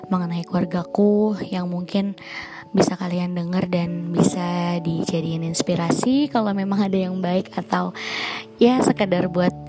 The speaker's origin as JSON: {"language": "Indonesian", "region": "Jakarta", "country": "Indonesia", "tie": "born there", "said": "Aku lahir di Jakarta 10 Maret 1994."}